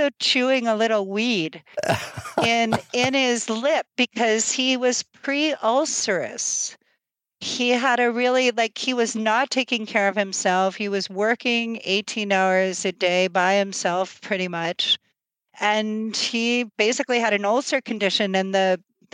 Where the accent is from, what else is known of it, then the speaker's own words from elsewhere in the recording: East Texas, United States; moved away; also born or lived in Greenwich, Connecticut / Vermont / Europe; coming from East Texas